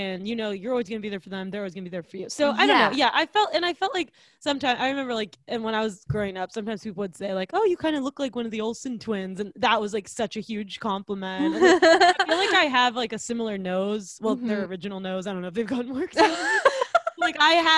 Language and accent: English; East Coast, United States; I'm from the East Coast